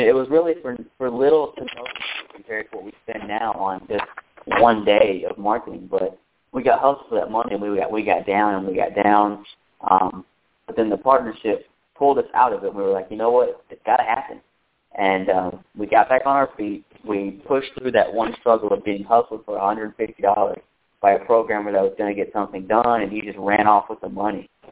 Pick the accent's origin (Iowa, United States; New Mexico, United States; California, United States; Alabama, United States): Alabama, United States; I'm from Alabama. You couldn't tell by the way I sound